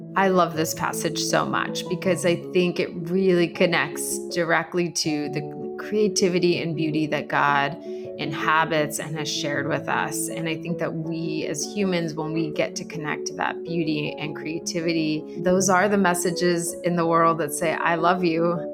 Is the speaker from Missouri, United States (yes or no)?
no; Arizona, United States; moved away as an adult; now in New York City, United States; I'm originally from Arizona, and I've been living in New York City for the last 17 years.